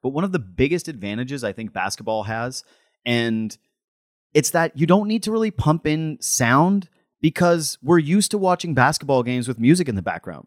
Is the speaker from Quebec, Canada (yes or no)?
no; Whitehorse, Yukon, Canada; moved away; I'm from Whitehorse, Yukon. I might be the worst Yukoner in the history of the Yukon